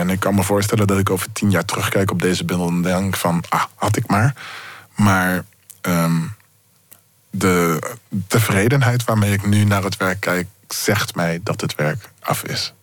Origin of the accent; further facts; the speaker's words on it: Zoetermeer, South Holland, Netherlands; ik ben opgegroeid in Zoetermeer